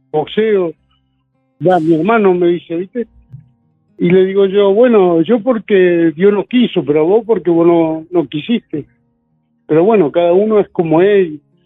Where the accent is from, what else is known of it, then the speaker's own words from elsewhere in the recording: San Francisco Solano, Buenos Aires Province, Argentina; also born or lived in Corrientes Province / Florencio Varela; yo tenía tres años cuando me trajeron a Buenos Aires, acá a San Francisco Solano